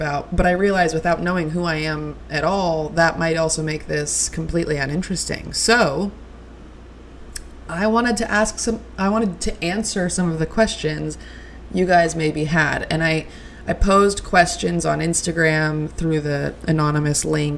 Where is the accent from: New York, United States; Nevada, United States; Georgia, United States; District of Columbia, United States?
Nevada, United States; Reno; I am from Reno, Nevada. I am from the northwestern part of Reno, Nevada. I am, yeah, just a Reno girl through and through